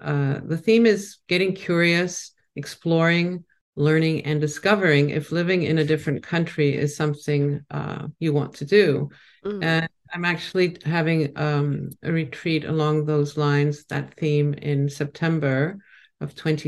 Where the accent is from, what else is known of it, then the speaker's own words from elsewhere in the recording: Mykonos, South Aegean, Greece; also born or lived in New York, United States; I was born in New York, but I was raised on a small island in Greece, Mykonos. Everybody knows it now. Nobody knew it then. Without electricity, with a donkey being our main method of transportation from town to the countryside. But, you know, my parents weren't Greek.